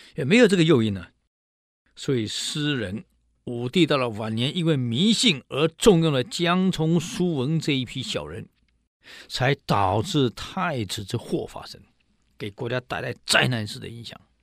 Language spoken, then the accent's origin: Chinese; Taiwan; 我们台湾